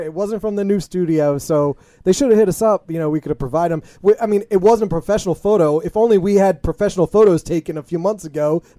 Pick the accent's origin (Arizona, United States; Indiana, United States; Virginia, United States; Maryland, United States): Maryland, United States; Parkville; I'm from Baltimore, but I'm really from Parkville.